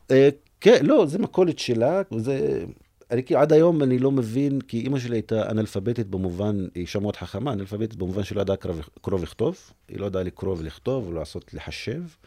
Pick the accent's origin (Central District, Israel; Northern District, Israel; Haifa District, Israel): Haifa District, Israel; Umm al-Fahm; באום אל-פחם, בסביבה שאני גדלתי בה